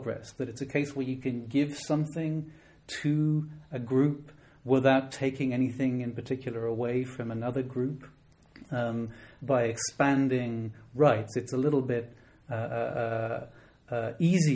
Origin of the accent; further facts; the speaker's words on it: Dublin, Leinster, Ireland; moved away; I'm from Dublin originally